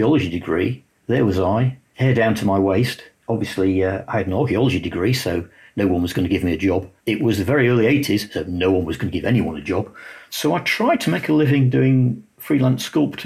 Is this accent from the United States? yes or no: no; Lincoln, East Midlands, United Kingdom; I was actually from Lincoln. Lincoln was a industrial, heavy industry. My father worked for a company that made excavators